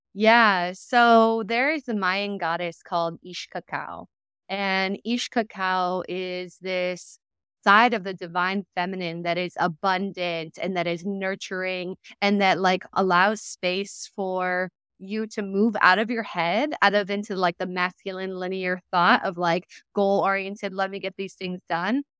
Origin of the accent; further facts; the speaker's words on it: San Diego, California, United States; moved away; I was raised in Southern California in San Diego